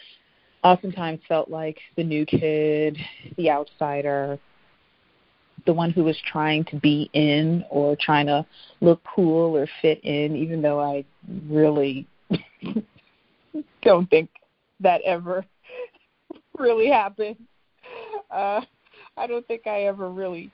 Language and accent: English; New York City, New York, United States; I grew up in Brooklyn as an only child in the 80s and 90s